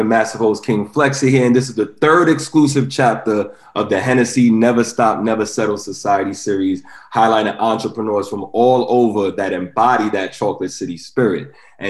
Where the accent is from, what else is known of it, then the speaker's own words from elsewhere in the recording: Jamaica; I'm Jamaican, so I could.